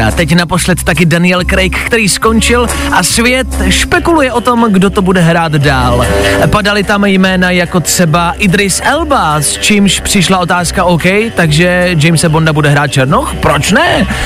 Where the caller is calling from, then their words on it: Velvary, Central Bohemian Region, Czechia; Hele, já jsem z Velvar.